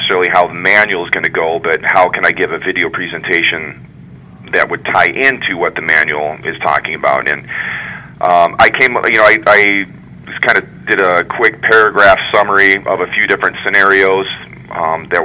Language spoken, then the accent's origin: English; Wyoming, United States; moved away as an adult; also born or lived in Mesa, Arizona; now in Michigan, United States; I was born and raised in Wyoming